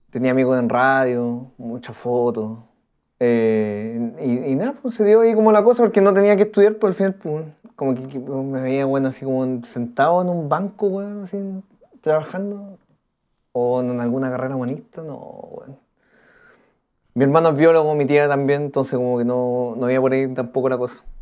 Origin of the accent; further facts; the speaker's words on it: Antofagasta, Chile; moved away as an adult; also born or lived in Vallenar; now in Santiago, Chile; No, nací en Vallenar. Me crié en Antofas.